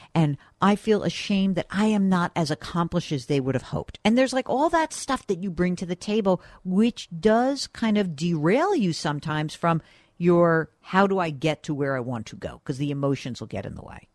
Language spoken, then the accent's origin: English; New York, United States; I'm a New Yorker, which means I generally like to root against New England